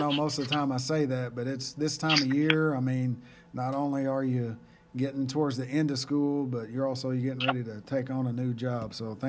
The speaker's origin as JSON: {"language": "English", "town": "Fox", "region": "Oklahoma", "country": "United States", "said": "I'm from Fox, you know. I mean, I don't know how old you are, but I was alive whenever it was all 405."}